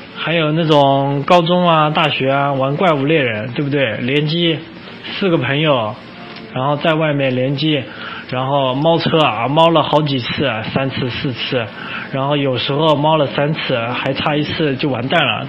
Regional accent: China; 我们作为一个中国人

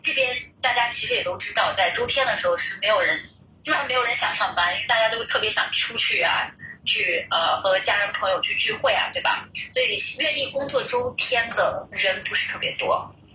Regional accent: Xianyang, Shaanxi, China; moved away as an adult; now in Melbourne, Australia; 我来自咸阳

